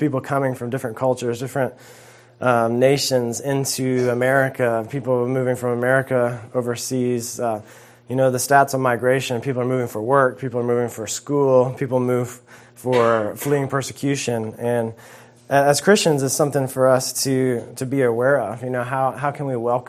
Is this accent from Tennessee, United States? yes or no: no; South Carolina, United States; moved away as an adult; also born or lived in Georgia; I grew up in South Carolina, went to school in Georgia